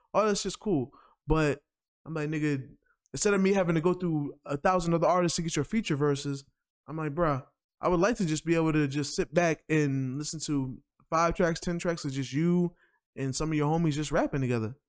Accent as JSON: {"language": "English", "region": "New York", "country": "United States", "said": "I'm from New York"}